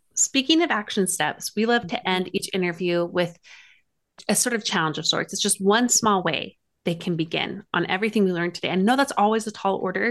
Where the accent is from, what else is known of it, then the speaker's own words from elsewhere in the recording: Utah, United States; accent: Utah; my Utah accent was coming, like, on full strong there